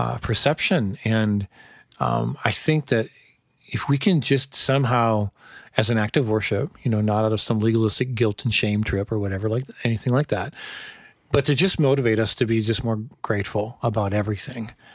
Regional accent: United States; as an American

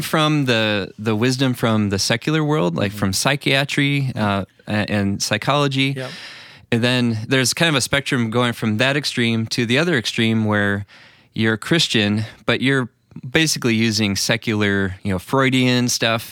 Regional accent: Illinois, United States; I grew up in the Illinois area

